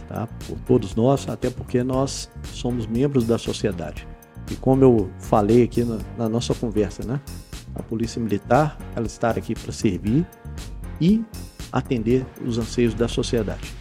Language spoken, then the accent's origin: Portuguese; Belo Horizonte, Minas Gerais, Brazil; moved away as an adult; now in Poços de Caldas, Brazil; Sou natural de Belo Horizonte